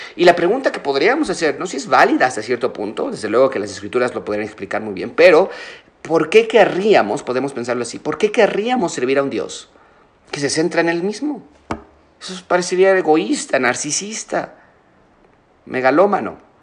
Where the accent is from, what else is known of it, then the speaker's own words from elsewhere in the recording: Mexico; nosotros como mexicanos